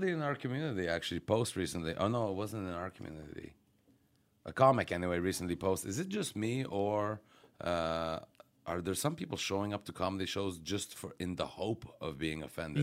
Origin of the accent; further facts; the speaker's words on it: Quebec, Canada; I'm from Quebec